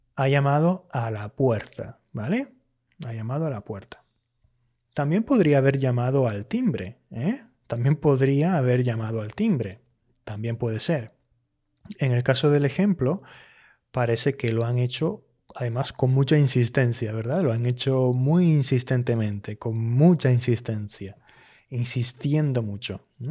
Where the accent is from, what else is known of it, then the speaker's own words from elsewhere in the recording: Canary Islands, Spain; accent: Canarian; Yo que soy hablante de Canarias, y que por tanto tiendo mucho a usar el pretérito indefinido más que el pretérito perfecto.